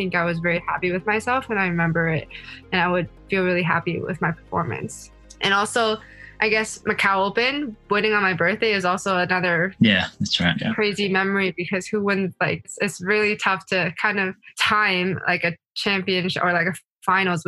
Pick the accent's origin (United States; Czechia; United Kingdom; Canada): Canada; I was from Canada